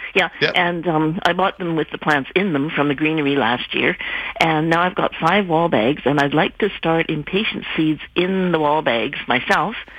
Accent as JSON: {"language": "English", "town": "Calgary", "region": "Alberta", "country": "Canada", "tie": "born or raised there", "moved": "yes", "lives_now": "Vernon, Canada", "said": "I grew up in Calgary"}